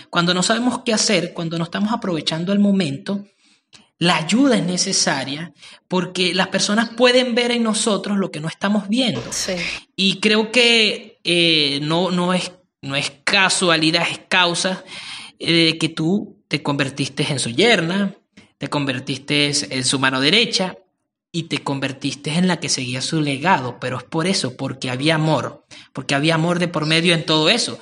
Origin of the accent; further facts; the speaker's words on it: Venezuela; Somos buenos los venezolanos en eso